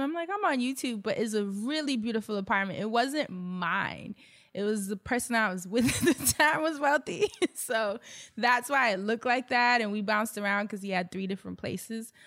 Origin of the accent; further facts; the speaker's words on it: New York, United States; I'm a New Yorker. I come from a single parent household